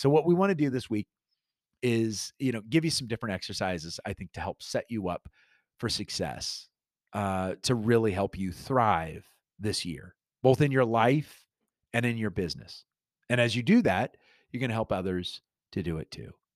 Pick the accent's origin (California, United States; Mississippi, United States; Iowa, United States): Iowa, United States; moved away; also born or lived in Sheffield, England; I grew up in Iowa